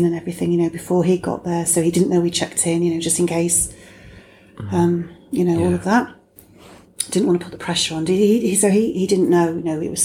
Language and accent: English; England, United Kingdom; we're so English